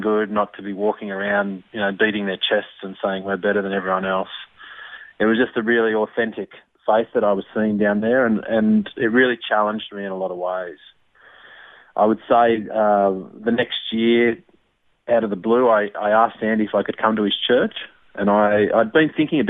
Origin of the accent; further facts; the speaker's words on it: Armidale, New South Wales, Australia; also born or lived in Ipswich, Queensland; mainly grew up in Armidale